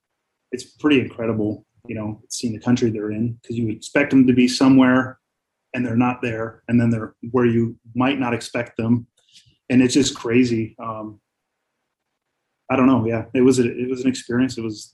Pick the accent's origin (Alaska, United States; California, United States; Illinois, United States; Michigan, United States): Michigan, United States; Northern; moved away; I grew up in Northern Michigan, and, you know, we have a lot of bears up there, and they are very big.